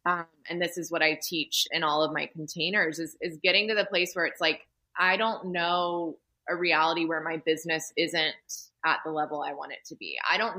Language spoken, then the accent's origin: English; the South, United States; You know, I'm from the South, so, you know, all my friends have at least 3 kids by now.